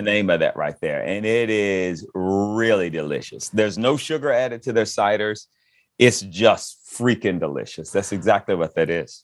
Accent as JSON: {"language": "English", "town": "Fayetteville", "region": "Georgia", "country": "United States", "tie": "born or raised there", "said": "I'm from Fayetteville, Georgia"}